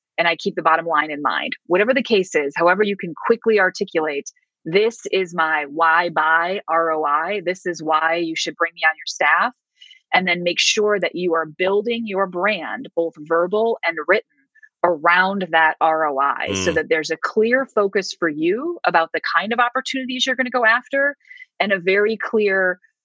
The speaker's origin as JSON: {"language": "English", "town": "Cleveland", "region": "Ohio", "country": "United States", "tie": "born or raised there", "said": "I grew up in Cleveland, Ohio"}